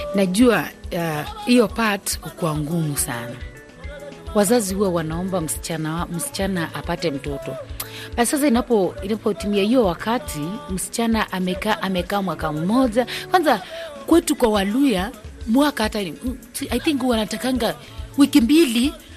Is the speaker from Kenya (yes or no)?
yes; Bukusu, Western Kenya, Kenya; mimi natoka kwa Wabukusu